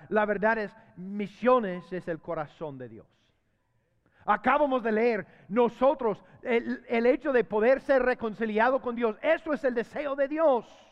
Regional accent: United States; Spanish is a second language; moved away as an adult; now in Honduras; yo tengo veinte años de vivir en Honduras. veinte años. Y fíjese que, mira, todavía soy gringo

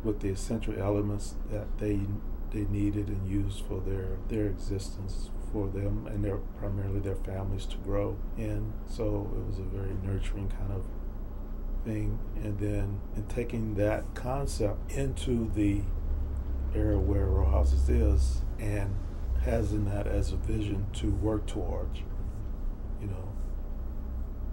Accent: Houston, Texas, United States; also born or lived in Fifth Ward, Houston; I grew up in Sunnyside

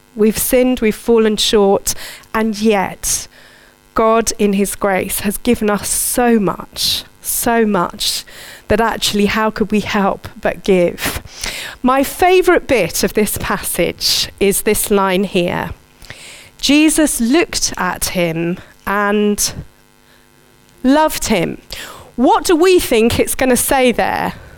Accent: Surbiton, London, United Kingdom; I grew up in Surbiton

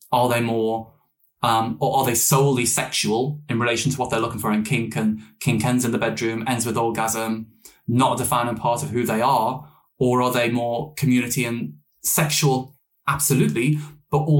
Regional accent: Liverpool, North West England, United Kingdom; moved away as an adult; also born or lived in Newcastle, North East England; I grew up in Liverpool for 19 years and then in the Northeast for 6

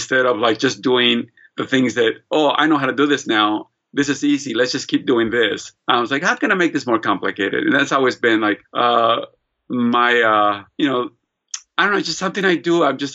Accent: United States; also born or lived in Long Beach / Los Angeles; I arrived to the United States in 1975 with my mother, sister, brother, and I, and I was 7 years old

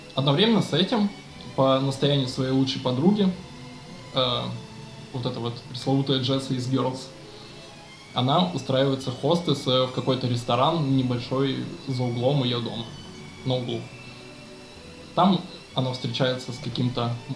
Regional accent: Omsk, Omsk Oblast, Russia; я я из Омска

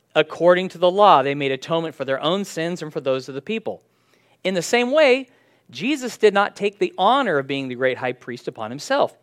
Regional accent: San Diego, California, United States; When I was growing up in San Diego

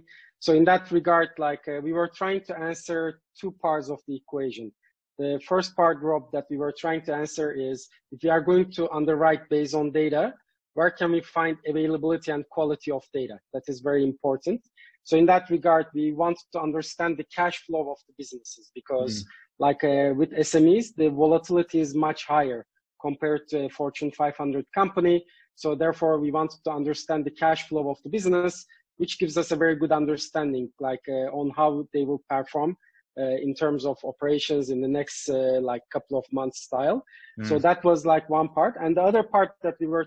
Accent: Turkey; moved away as an adult; also born or lived in Belgium / Chicago; I'm from Turkey, I studied electrical engineering, then I moved to Belgium

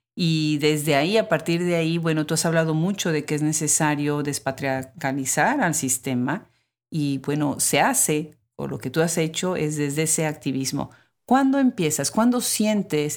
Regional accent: Puebla, Mexico; moved away as an adult; now in United States; yo soy de México, de, soy de Puebla, y aunque vivo en Estados Unidos

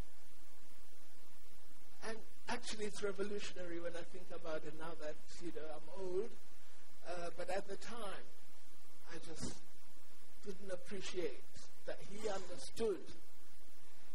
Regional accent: Cape Town, Western Cape, South Africa; I lived in Cape Town. I come from Cape Town

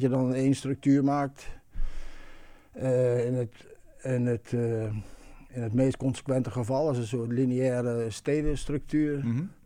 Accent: Eindhoven, North Brabant, Netherlands; ik kom uit Eindhoven

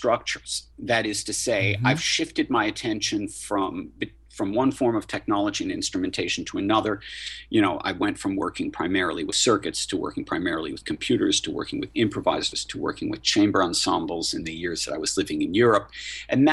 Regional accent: New York, United States; I'm a New Yorker

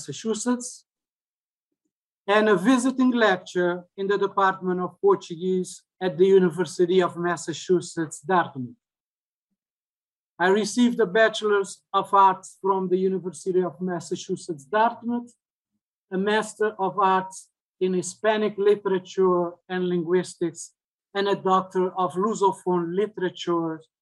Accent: Cape Verde; now in New Bedford, United States; I am originally from Cabo Verde. I have been in this country for more than 35 years.

